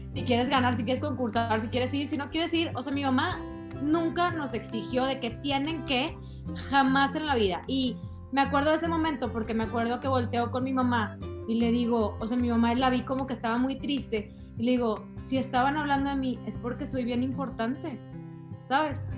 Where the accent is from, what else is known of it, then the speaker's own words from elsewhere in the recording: San Pedro Garza García, Nuevo León, Mexico; also born or lived in Carretera Nacional, Monterrey; yo soy regia de hueso colorado